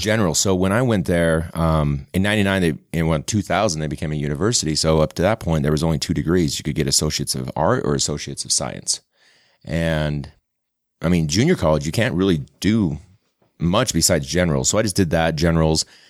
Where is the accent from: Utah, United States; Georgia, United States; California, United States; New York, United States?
Utah, United States; West Valley City; also born or lived in St. George, Utah / Sugar House, Salt Lake City, Utah; I grew up in West Valley and then went to college in Saint George at Dixie